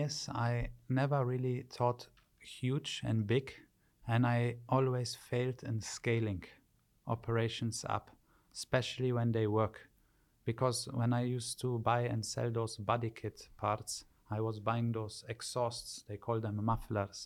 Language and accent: English; Wittlich, Rhineland-Palatinate, Germany; moved away as an adult; also born or lived in Poland; now in Dubai, United Arab Emirates; I grew up in Germany from the age of two to 22, and then I left to Dubai